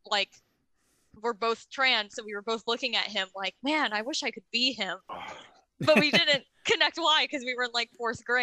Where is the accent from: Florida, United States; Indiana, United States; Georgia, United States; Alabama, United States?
Indiana, United States; Indianapolis; Like I went and looked him up because I'm also from Indianapolis.